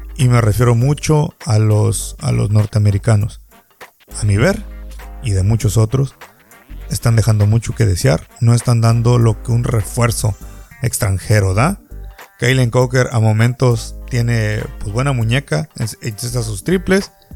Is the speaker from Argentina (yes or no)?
no; Baja California Sur, Mexico; Me gusta ver básquetbol en mi tierra